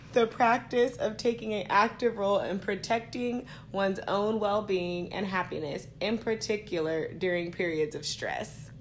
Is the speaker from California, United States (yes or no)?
yes; Stockton, California, United States; I'm from Stockton